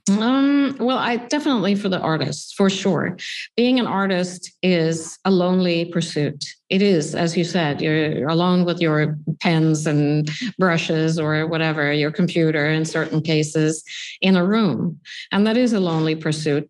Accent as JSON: {"language": "English", "country": "Sweden", "tie": "born or raised there", "moved": "yes", "lives_now": "New York, United States", "said": "I grew up in Sweden"}